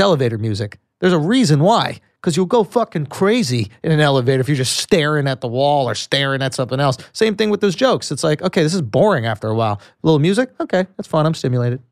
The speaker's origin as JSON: {"language": "English", "town": "New York City", "region": "New York", "country": "United States", "tie": "born or raised there", "said": "I grew up in New York City"}